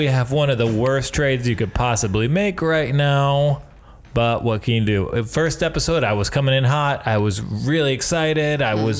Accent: Michigan, United States; accent: Michigan; Well, I'm from Michigan. Being from Michigan, you somehow sound like you're a Jewish woman from Long Island and a fat guy from Chicago.

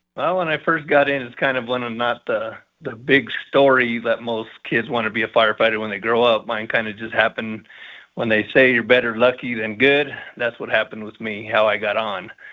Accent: Colorado Springs, Colorado, United States; I was born and raised here, and I was lucky enough to serve the community here.

